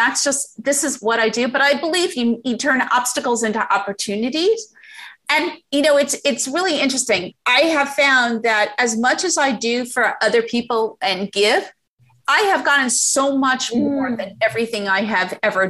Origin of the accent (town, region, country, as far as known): United States